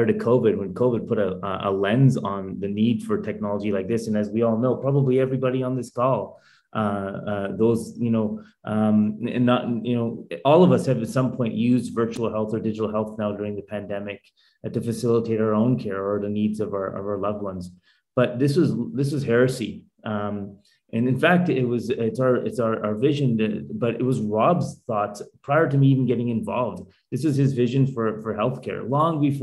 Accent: Calgary, Alberta, Canada; we lived like five blocks away from each other growing up in Calgary, Alberta

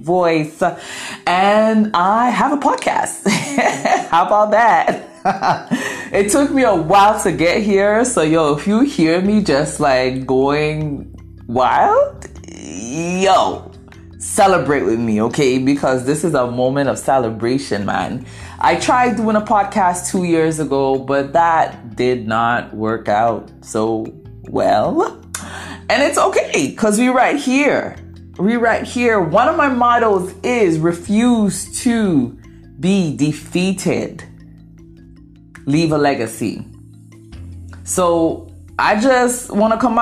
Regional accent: Ghana; first language Twi; English is a second language; I'm Ghanaian

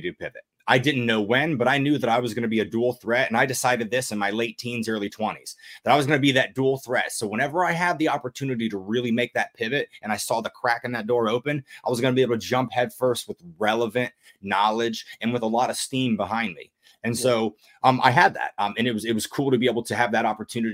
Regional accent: United States; I'm all about being American

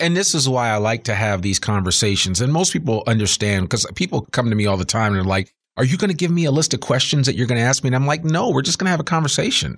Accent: outside of New York City, United States; now in Northwest Arkansas, United States; growing up outside of New York City

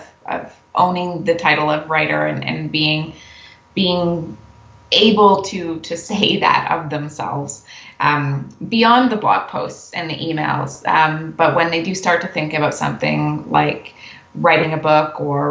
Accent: Canada; we're Canadian

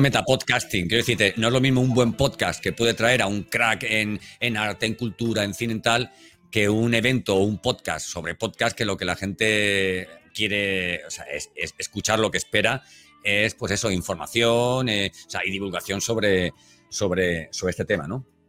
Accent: Elche, Valencian Community, Spain; now in Seville, Spain; yo aunque vivo en Sevilla, eh, soy de Elche, de Alicante

